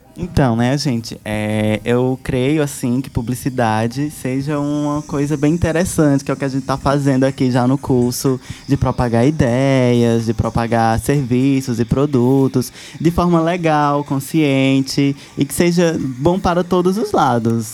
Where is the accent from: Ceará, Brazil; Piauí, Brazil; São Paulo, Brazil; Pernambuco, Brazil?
Piauí, Brazil; moved away as an adult; now in Petrolina, Brazil; eu saí, né, da minha terra natal, que é do Piauí, e vim parar aqui em Petrolina